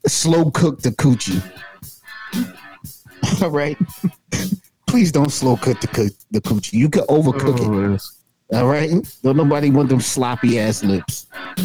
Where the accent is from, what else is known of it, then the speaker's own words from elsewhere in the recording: New York, United States; I'm from New York